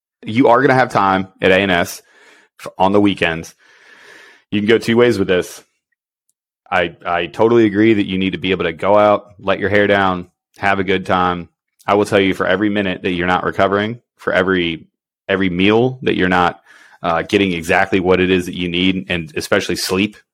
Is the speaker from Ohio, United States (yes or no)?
yes; Ohio, United States; growing up in Ohio